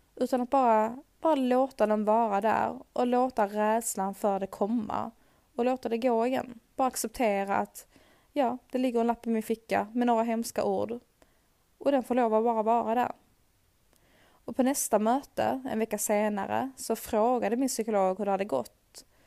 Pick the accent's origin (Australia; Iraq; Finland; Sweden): Sweden; Här hemma i Sverige